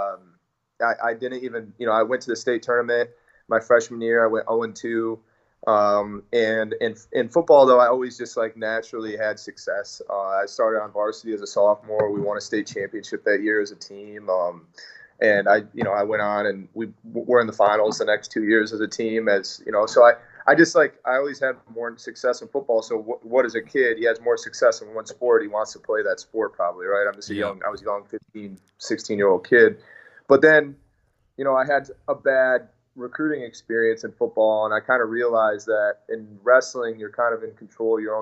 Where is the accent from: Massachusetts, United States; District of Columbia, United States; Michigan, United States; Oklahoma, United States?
Michigan, United States; East Lansing; I was born in East Lansing, actually.